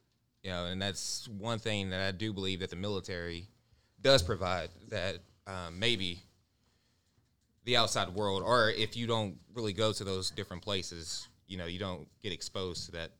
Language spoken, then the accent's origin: English; Eastern Kanawha County, West Virginia, United States; I grew up in Eastern Kanawha County, went to Riverside High School.